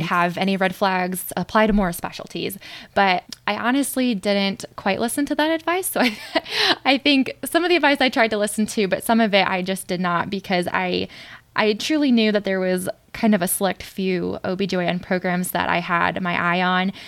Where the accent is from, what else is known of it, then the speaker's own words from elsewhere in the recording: St. Louis, Missouri, United States; moved away as an adult; also born or lived in Joplin, Missouri; now in New York, United States; I grew up in St. Louis, but I went to medical school in Joplin, Missouri